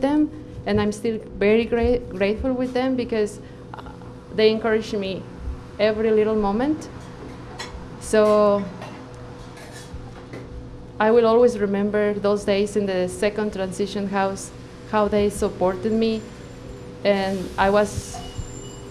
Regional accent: Mexico; moved away as an adult; now in Canada; I am a physician from Mexico

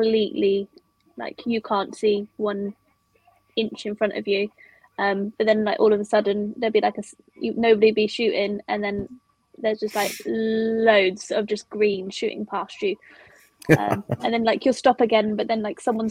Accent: Bournemouth, South West England, United Kingdom; I'm from Bournemouth

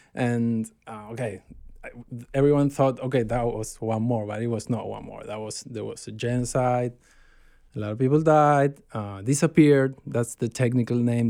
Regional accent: Buenos Aires, Argentina; I was born in Buenos Aires, uh, Argentina, in seventy-eight, nineteen seventy-eight

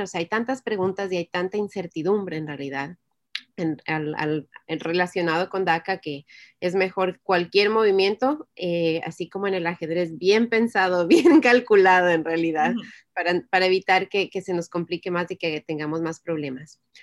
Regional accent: Ecuador; now in United States; soy de Ecuador

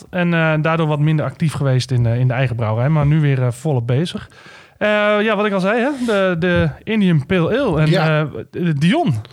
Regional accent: Maastricht, Limburg, Netherlands; ja, ik ben er geboren. Schunste zat van Nederland. En getogen. En getogen, ja.

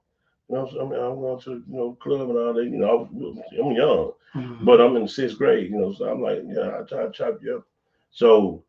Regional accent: Houston, Texas, United States; So I grew up right there for 13 years.

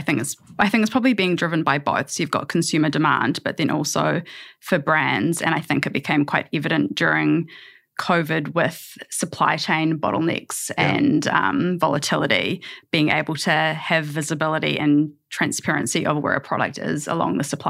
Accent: New Zealand; accent: New Zealand; As soon as people hear our accents, they can tell that we're from New Zealand

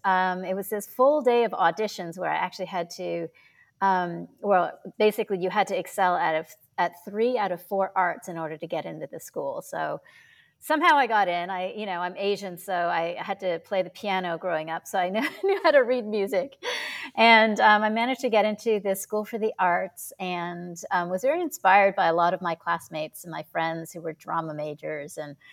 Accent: Toronto, Ontario, Canada; Yeah, I grew up in Toronto, Canada. My parents were immigrants from Hong Kong and China.

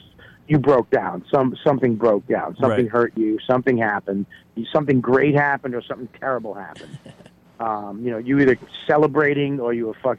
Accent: Boston, Massachusetts, United States; moved away as an adult; now in New York City, United States; I'm from Boston. I've lived in New York for over 15, 16 years.

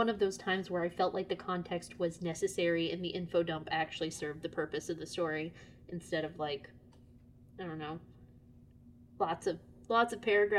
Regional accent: Lake City, Florida, United States; my hometown of Lake City is at the crossroads of I-75 and I-10.

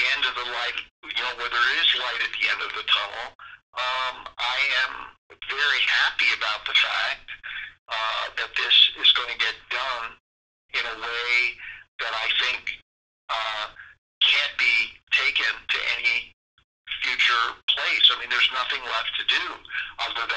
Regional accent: Washington, District of Columbia, United States; a lot of people that I grew up with in Washington

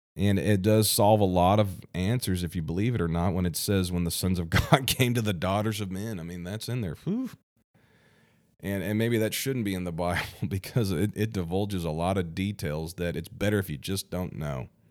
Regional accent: Missouri, United States; my home state, Missouri.

